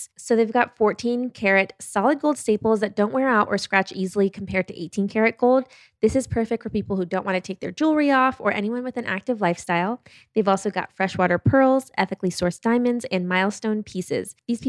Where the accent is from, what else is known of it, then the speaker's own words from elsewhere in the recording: Germany; born there; also born or lived in United States; So I went back and forth between Europe and the US since I was six. I was born in Germany.